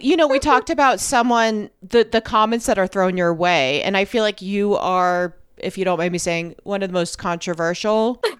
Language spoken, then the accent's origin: English; New York, United States; this as a New Yorker